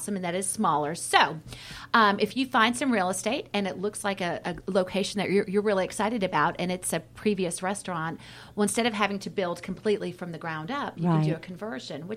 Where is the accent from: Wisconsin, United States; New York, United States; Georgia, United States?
Georgia, United States; Roswell; I grew up in Roswell, Georgia